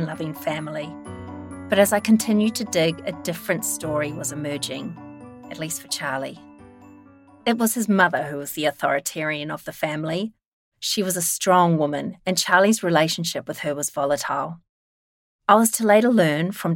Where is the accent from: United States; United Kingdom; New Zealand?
New Zealand; I'm a Kiwi